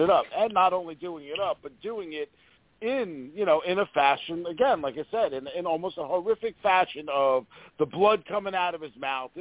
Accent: United States

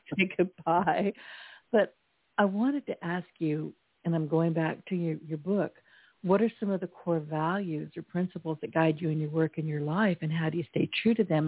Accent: California, United States; now in Louisiana, United States; Me being an introverted Californian

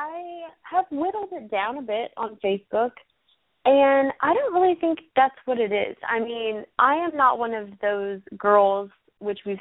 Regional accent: Texas, United States; I grew up in Texas

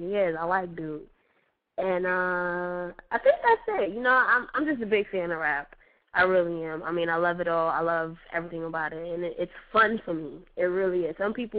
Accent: Las Vegas, Nevada, United States; also born or lived in Detroit / New York; Like, originally, I'm from Detroit. I grew up, for the most part, in Las Vegas, and, you know, I lived in New York.

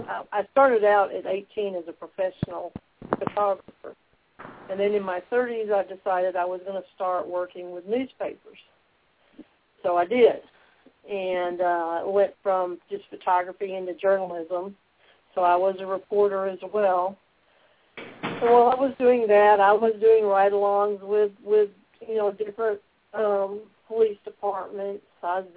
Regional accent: Detroit, Michigan, United States; born there; also born or lived in Sanford, United States / Boston, United States / Memphis, United States; Well, I was born in Detroit, Michigan, lived in Sanford, Florida, and Boston, Massachusetts, while I was a little small child, and my family settled, my father was in the Navy, my family settled in Memphis

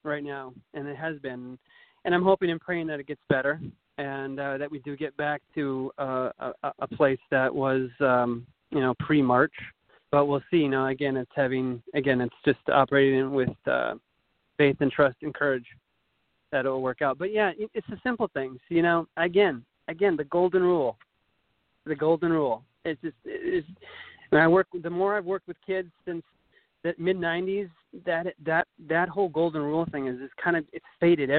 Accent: rural Minnesota, United States; moved away; I was born in rural Minnesota, about 3 hours northwest of Minneapolis, St. Paul

